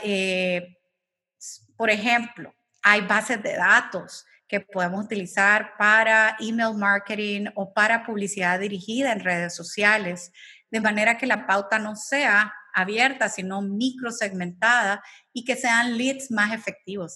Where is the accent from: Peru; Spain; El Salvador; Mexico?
El Salvador; como salvadoreños